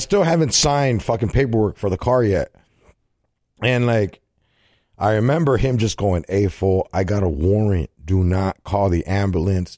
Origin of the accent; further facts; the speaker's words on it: California, United States; I'm from Cali